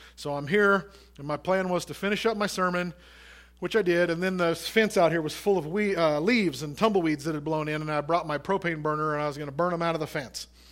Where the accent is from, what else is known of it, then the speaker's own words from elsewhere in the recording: United States; as Americans and as American Christians